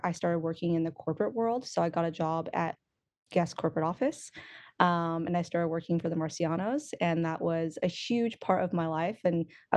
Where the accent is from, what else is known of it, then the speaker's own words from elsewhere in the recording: Oklahoma, United States; also born or lived in Los Angeles, United States; now in Washington, United States; I grew up in Oklahoma, actually. So I grew up in Oklahoma, loving country music